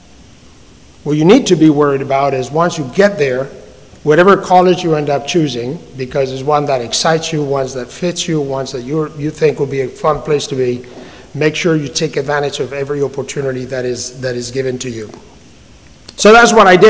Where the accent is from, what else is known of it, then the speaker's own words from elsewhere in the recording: Madrid, Community of Madrid, Spain; English is a second language; moved away as an adult; now in Atlanta, United States; I grew up in Madrid, in the great city of Madrid